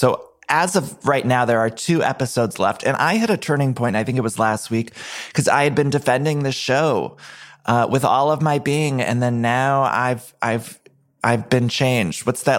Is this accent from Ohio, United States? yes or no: yes; Ohio, United States; So I always felt like a deep connection because I'm from Ohio.